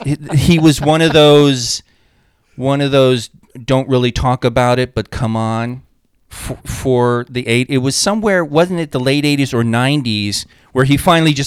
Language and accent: English; New York, United States; I'm from New York